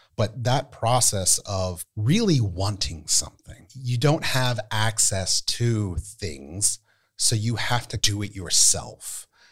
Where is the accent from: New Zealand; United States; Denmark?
United States; State College, Pennsylvania; I'm from Penn State, so what I would do is I would go downtown and on campus